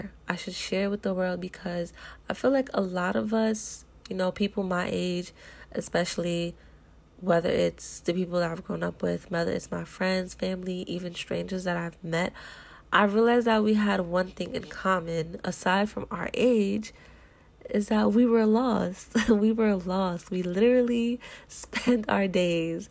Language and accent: English; New York, United States; growing up in New York